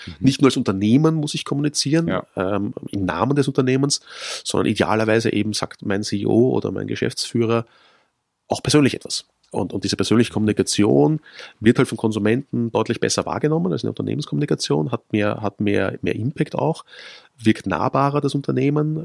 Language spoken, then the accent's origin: German; Vienna, Austria; Kaffee ist für mich wichtig als, als gebürtiger Wiener